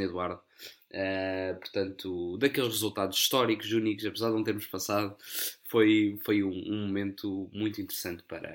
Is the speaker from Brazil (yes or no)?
no; Coimbra, Centro, Portugal; Eu sou de Coimbra